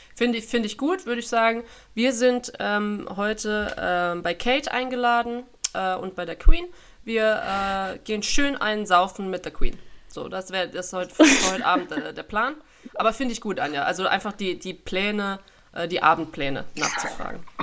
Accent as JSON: {"language": "German", "country": "Germany", "also_born_or_lived": "England / France", "moved": "as an adult", "said": "als Deutsche"}